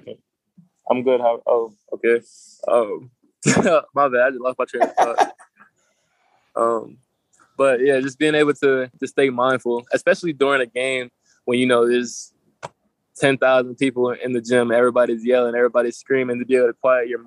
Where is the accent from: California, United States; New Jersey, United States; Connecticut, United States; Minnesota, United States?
New Jersey, United States; I'm from South Jersey, so you got Atlantic City, Ocean City, Wildwood, places like